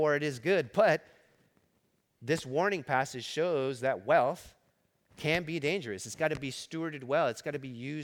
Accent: Los Angeles, California, United States; I grew up in East L.A. I started working at 7-Eleven in East L.A. as a teenager

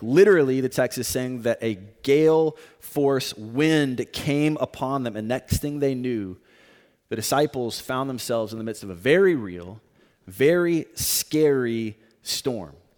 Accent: Tornado Alley, United States; moved away; I live, or I grew up in an area called Tornado Alley

